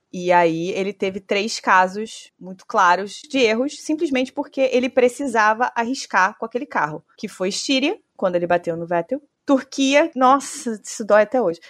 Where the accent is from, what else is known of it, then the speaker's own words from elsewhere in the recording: Brazil; como brasileira